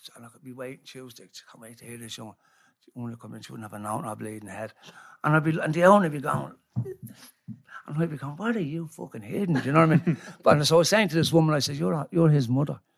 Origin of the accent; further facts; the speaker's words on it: Ireland; I love being Irish